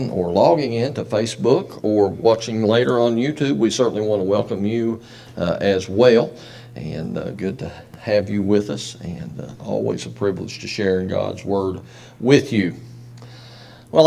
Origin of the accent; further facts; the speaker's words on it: United States; as an American and a veteran